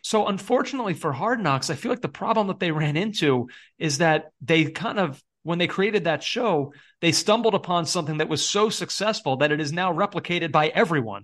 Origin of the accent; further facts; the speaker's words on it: United States; as an American fan